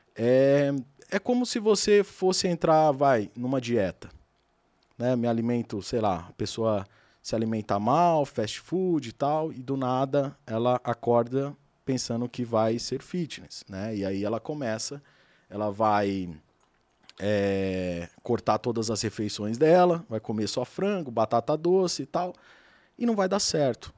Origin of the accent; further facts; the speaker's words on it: Adamantina, São Paulo, Brazil; moved away as an adult; now in São Paulo, Brazil; eu sou do interior de São Paulo, uma cidade pequena, Adamantina, relativamente pequena, e eu sempre trabalhei